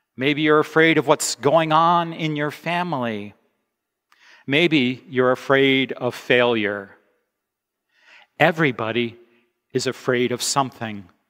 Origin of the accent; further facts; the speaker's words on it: United States; moved away; I am an American